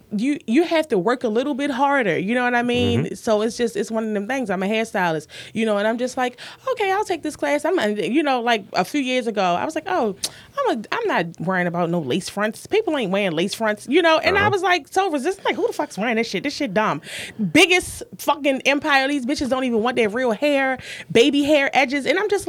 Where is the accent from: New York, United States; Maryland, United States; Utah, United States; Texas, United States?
Maryland, United States; Baltimore; I'm from Baltimore. I'm not fucking basic.